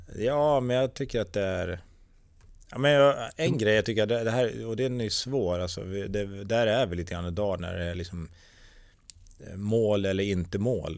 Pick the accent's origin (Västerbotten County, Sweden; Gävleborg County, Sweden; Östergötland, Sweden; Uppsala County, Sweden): Uppsala County, Sweden; Tierp; also born or lived in Gävle / North America; hemma i Tierp